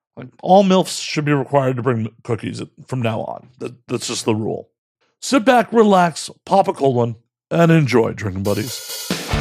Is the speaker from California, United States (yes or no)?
no; Chicago, Illinois, United States; growing up in Chicago